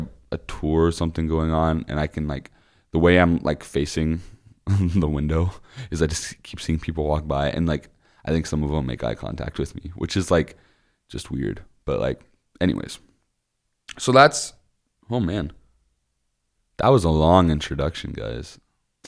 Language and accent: English; Osceola, Iowa, United States; my hometown is called Osceola. It's about 30 minutes south of Des Moines.